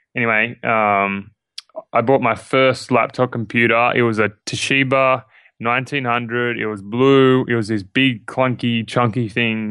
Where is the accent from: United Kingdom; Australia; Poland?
Australia; Sydney, New South Wales; I'm Australian. Uh, I'm born, uh, born and raised in Sydney, Australia.